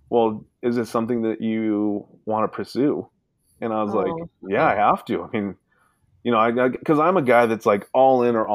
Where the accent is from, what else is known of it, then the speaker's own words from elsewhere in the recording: Sacramento, California, United States; born there; I'm from I was born in Sacramento, right. California.